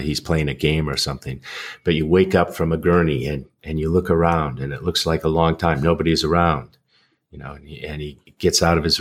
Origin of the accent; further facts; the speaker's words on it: United States; as an American